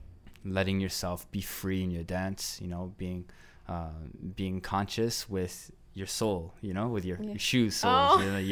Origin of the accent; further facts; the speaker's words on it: Mississauga, Ontario, Canada; "Hey, I'm from Mississauga. Like, I'm an artist. We're doing stuff here too."